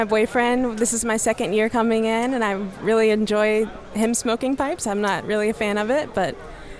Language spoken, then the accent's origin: English; Ocala, Florida, United States; I'm from Ocala, Florida.